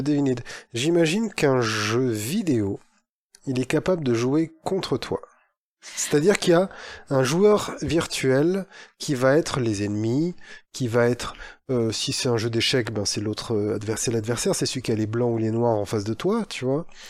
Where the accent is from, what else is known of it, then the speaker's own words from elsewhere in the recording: Lille, Hauts-de-France, France; en tant que Lillois